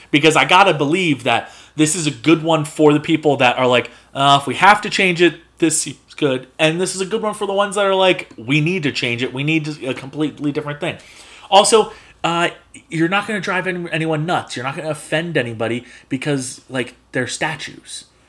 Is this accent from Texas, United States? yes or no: no; Spring Lake, New Jersey, United States; I'm born and raised in Spring Lake, New Jersey